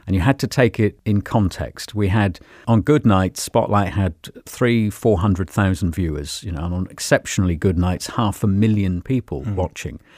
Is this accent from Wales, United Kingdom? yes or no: no; Cornwall, South West England, United Kingdom; I grew up in Cornwall